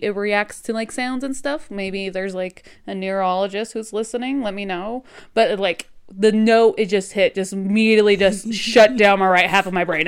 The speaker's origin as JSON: {"language": "English", "region": "New Mexico", "country": "United States", "accent": "New Mexico", "said": "here in New Mexico, we kinda have, like, this unique accent"}